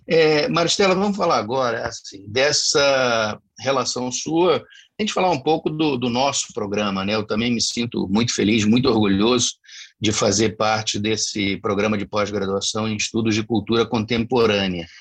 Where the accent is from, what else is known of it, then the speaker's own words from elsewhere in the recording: Rio de Janeiro, Brazil; now in Cuiabá, Brazil; Eu sou do, do Rio de Janeiro e também estou aqui há, há muito tempo